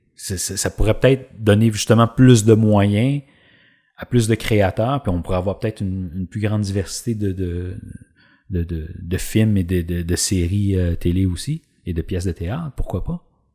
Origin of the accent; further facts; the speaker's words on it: Drummondville, Quebec, Canada; j'ai grandi à Drummondville